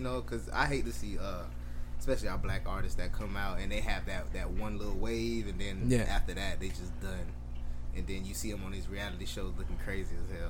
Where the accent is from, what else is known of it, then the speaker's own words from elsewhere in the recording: Broward County, Florida, United States; I was born and raised in Broward County. Went to all Broward County schools.